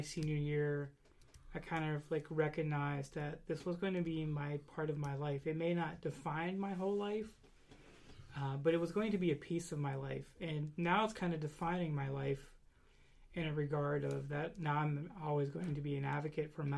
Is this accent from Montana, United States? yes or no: no; Western Pennsylvania, United States; I'm from Western Pennsylvania, so we have the shower that's in the basement